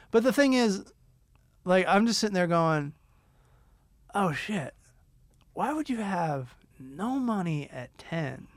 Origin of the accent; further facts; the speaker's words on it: United States; we're from America